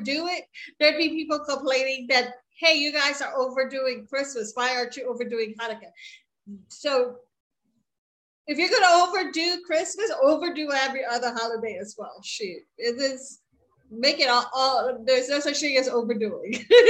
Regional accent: Baltimore, Maryland, United States; I grew up in Baltimore, and the area of Baltimore that I grew up in had a lot of Orthodox Jews

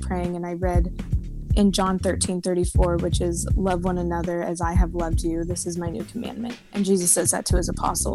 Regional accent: Lenexa, Kansas, United States; now in Nashville, United States; I am originally from Lenexa

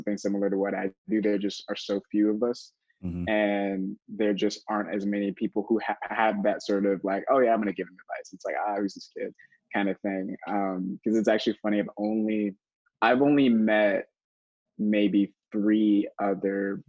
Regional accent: Daytona Beach, Florida, United States; moved away as an adult; now in Austin, United States; grew up in Daytona Beach originally, and went to school in Florida

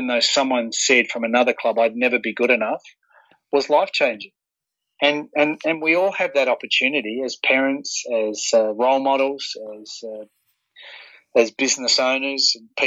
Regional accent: Warrnambool, Victoria, Australia; being a young kid growing up in Warrnambool

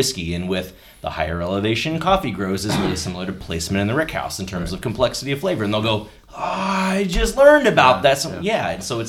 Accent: Louisville, Kentucky, United States; moved away as an adult; also born or lived in Cincinnati, Ohio / Dallas, Texas; I'm from Louisville, was in Cincinnati area for about 11 years. We did some job hopping stuff, so I was down in Dallas for a while, relocated back to Louisville.

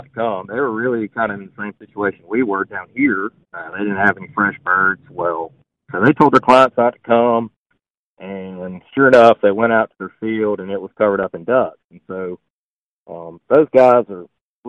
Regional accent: Mississippi, United States; I'm from Mississippi

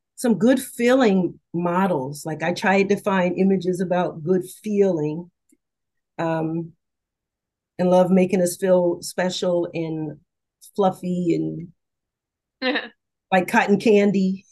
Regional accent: the South, United States; I'm from the South

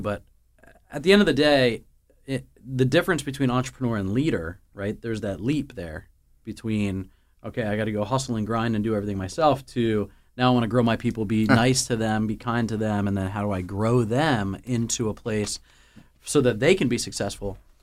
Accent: the Northeast, New Jersey, United States; we're from the Northeast

